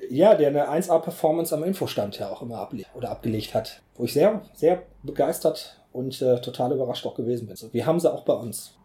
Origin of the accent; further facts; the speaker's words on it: Essen, North Rhine-Westphalia, Germany; now in Bergisches Land, Germany; ich bin in Essen geboren